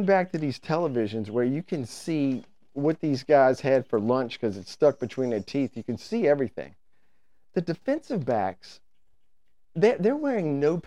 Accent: Richmond, Virginia, United States; we're four dudes from the East End of town

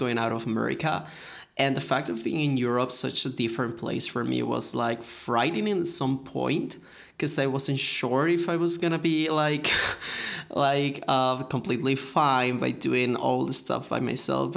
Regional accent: Mexico; I'm from Mexico

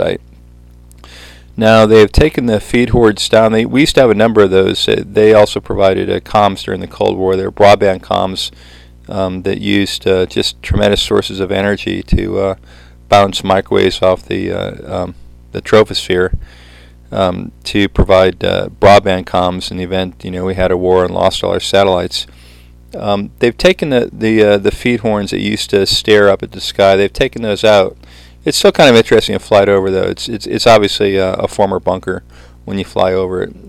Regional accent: San Francisco, California, United States; I grew up in the Presidio, San Francisco

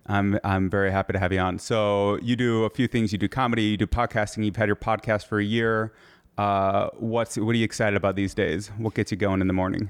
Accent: Michigan, United States

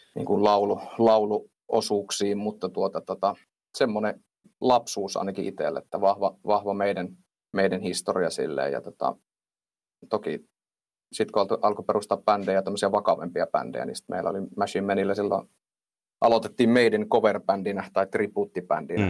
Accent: Suolahti, Central Finland, Finland; also born or lived in Jyväskylä; now in Laukaa, Finland; alun perinhan mä oon Suol- Suolahdesta

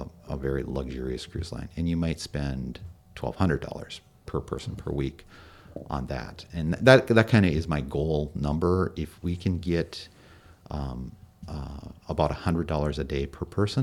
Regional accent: Minnesota, United States; We're from Minnesota

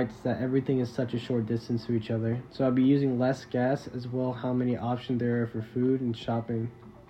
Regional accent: Houston, Texas, United States; also born or lived in Arizona; Well, I was born in Arizona, but I've lived in Houston, Texas for most of my life.

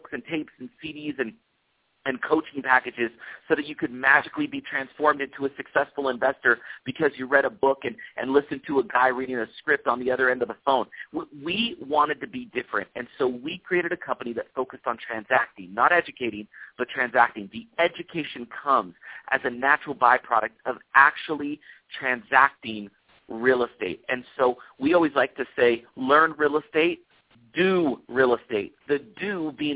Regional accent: Oakland, California, United States; moved away as an adult; also born or lived in Berlin, Germany / Utah; I grew up in Oakland, California, and spent the majority of my life there

